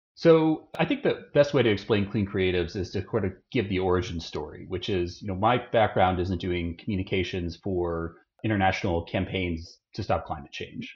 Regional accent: Austin, Texas, United States; grew up in Austin

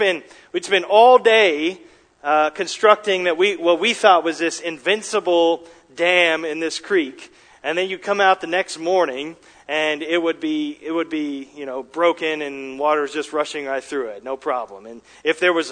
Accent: Dallas, Texas, United States; also born or lived in Richardson, Texas; I grew up in Texas in the Dallas metro area

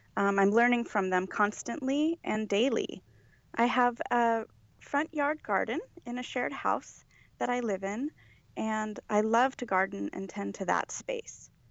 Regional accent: Los Angeles, California, United States; I was born here. I was born and raised in Los Angeles

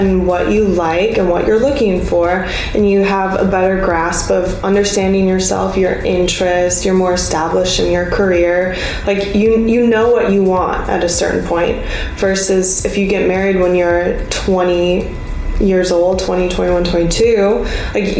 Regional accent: Minnesota, United States; I'm from Minnesota

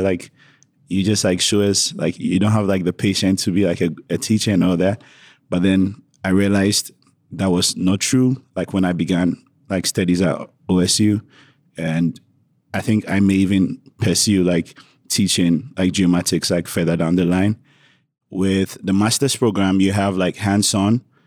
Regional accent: Ghana; moved away as an adult; now in Oregon, United States; Traditionally, I'm from Ghana

